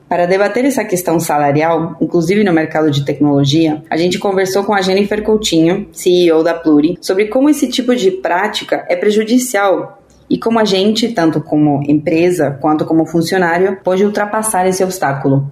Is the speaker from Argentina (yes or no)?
yes; Argentina; eu sou argentina